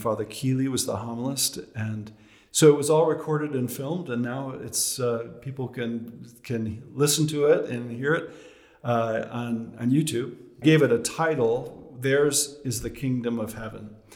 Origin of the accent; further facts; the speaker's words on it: Chicago, Illinois, United States; moved away; also born or lived in Massachusetts; I'm from Chicago originally